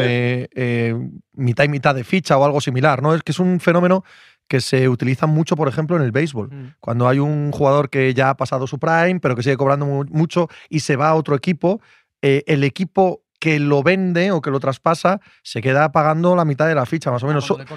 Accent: Cangas del Narcea, Asturias, Spain; soy de Cangas del Narcea

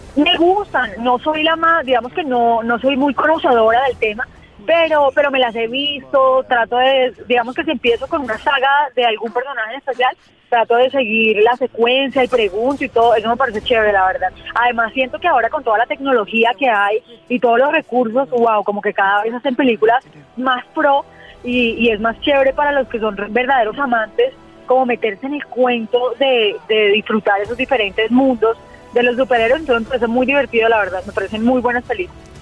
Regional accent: Colombia; soy la única colombiana

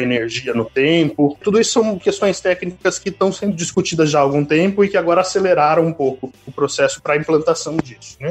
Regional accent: Guarulhos, São Paulo, Brazil; moved away as an adult; also born or lived in Piracicaba; eu sou de Guarulhos, nascido e criado em Guarulhos

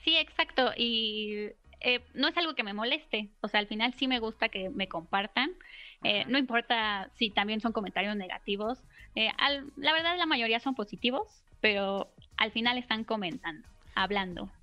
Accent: Mexico City, Mexico; Soy de la Ciudad de México

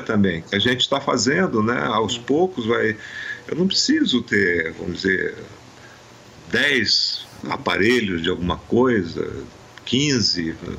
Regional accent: Amazon, Brazil; eu sou da Amazônia

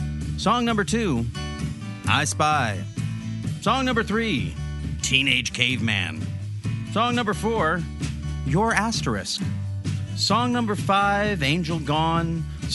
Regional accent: Olympia, Washington, United States; I'm from Olympia

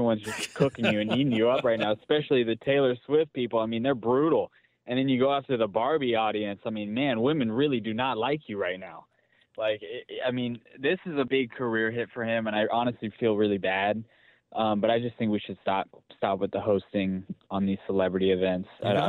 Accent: Philippines; And I'm a Filipino.

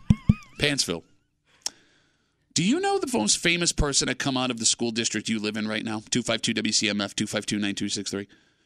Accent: Rochester, New York, United States; we're from Rochester.

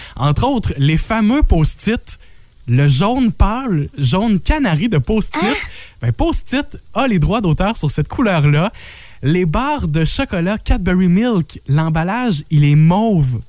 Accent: La Matapédia and La Matanie, Quebec, Canada; chez nous dans la Matap et et la Matanie

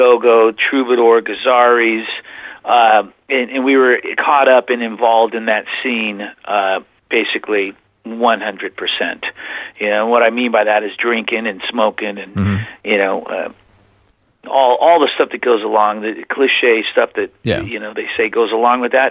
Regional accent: Whittier, California, United States; born or raised there; moved away as an adult; also born or lived in Oklahoma; now in Plymouth, United States

